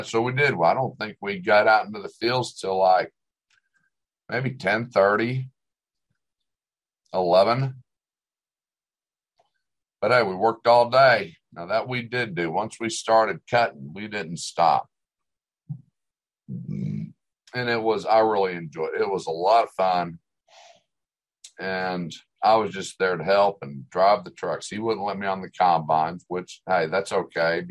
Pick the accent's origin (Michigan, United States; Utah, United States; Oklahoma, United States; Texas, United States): Oklahoma, United States; growing up in Oklahoma and working out on construction sites